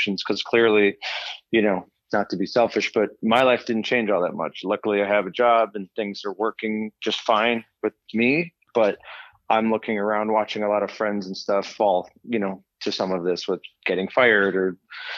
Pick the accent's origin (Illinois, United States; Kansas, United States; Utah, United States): Illinois, United States; Des Plaines; grew up in Des Plaines.